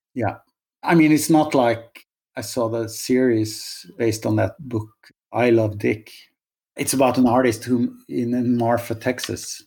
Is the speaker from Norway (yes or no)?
yes; Norway; moved away; also born or lived in Oslo; I'm from Norway